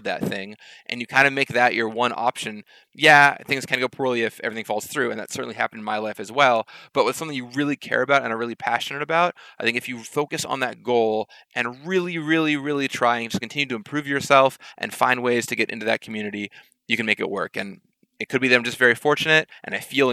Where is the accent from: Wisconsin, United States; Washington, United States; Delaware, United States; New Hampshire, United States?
Washington, United States; Seattle; I grew up in Seattle half the year